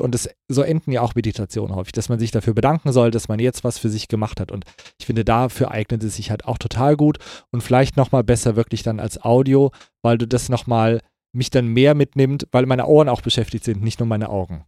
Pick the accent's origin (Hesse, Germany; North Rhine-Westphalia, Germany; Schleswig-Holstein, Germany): Hesse, Germany; Kassel; moved away; in Kassel, wo ich herkomme, sagt man, es wird sich uswiesen